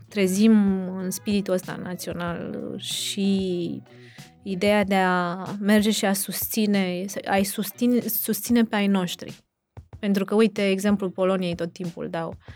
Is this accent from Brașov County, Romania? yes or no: yes; Brașov, Brașov County, Romania; noi suntem din Brașov și am bătut pariu cu soțul meu că e, nu e în Brașov și e filmat în altă parte